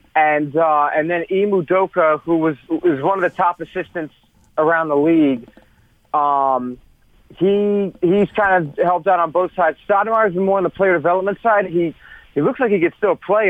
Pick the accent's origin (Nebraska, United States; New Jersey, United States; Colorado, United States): New Jersey, United States; Westfield; also born or lived in Summit, New Jersey; I was born in Summit, New Jersey, and I have grown up in Union County uh, my whole life, Westfield